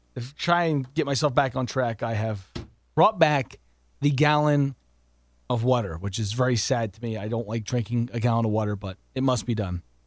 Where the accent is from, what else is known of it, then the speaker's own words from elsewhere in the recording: West Virginia, United States; now in Pittston, Pennsylvania, United States; I grew up in West Virginia